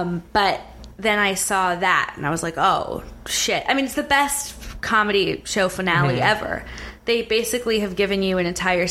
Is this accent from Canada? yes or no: no; Silicon Valley, South Bay Area, California, United States; moved away; I grew up like right in the middle of Silicon Valley in the 90s